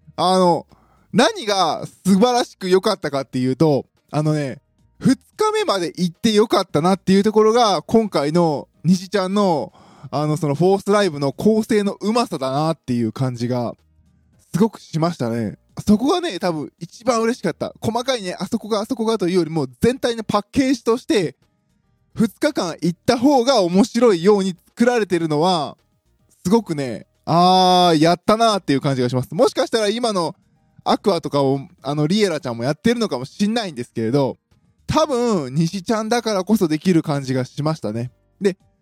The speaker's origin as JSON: {"language": "Japanese", "region": "Osaka", "country": "Japan", "tie": "born or raised there", "said": "私の地元、大阪"}